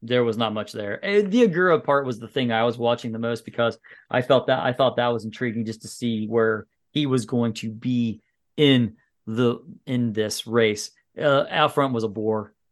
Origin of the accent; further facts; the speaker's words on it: United States; as an American